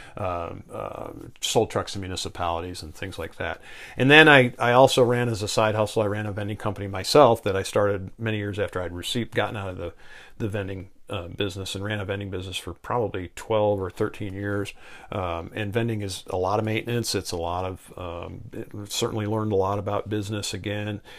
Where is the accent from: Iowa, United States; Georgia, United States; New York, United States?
New York, United States; Victor; I grew up in Western New York, outside of Rochester, New York, in the in a southern suburb there